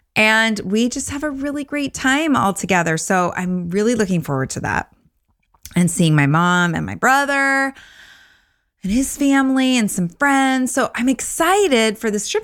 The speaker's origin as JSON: {"language": "English", "area": "Orange County", "region": "California", "country": "United States", "tie": "born or raised there", "moved": "yes", "said": "Orange County, which is where I grew up"}